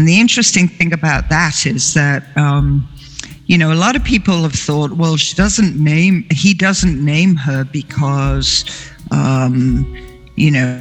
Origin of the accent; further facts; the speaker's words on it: England, United Kingdom; I grew up in England